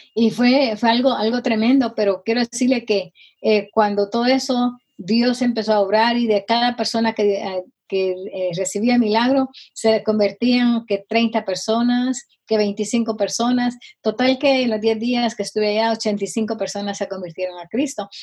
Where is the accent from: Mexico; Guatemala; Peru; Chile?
Guatemala; now in Rowland Heights, United States; soy guatemalteca. Eh, me crié con una mi tía